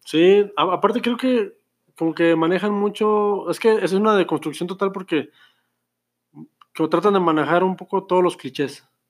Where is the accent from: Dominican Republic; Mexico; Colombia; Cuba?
Mexico